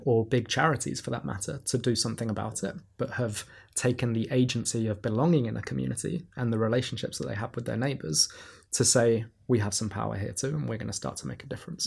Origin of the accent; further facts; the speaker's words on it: London, United Kingdom; growing up in Camdentown when I was a kid